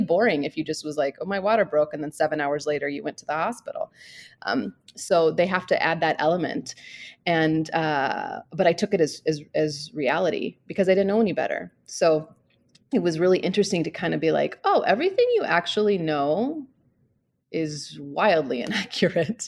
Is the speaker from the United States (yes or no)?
yes; St. Louis, Missouri, United States; moved away as an adult; now in Scottsdale, United States; I grew up in Saint Louis. I moved there when I was four and I stayed there till I was about twenty-two